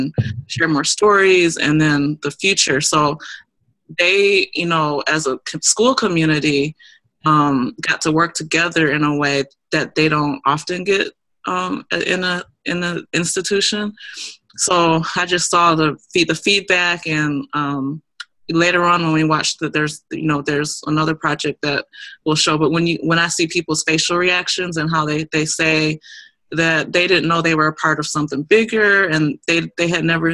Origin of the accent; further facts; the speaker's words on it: Milwaukee, Wisconsin, United States; it was done in my hometown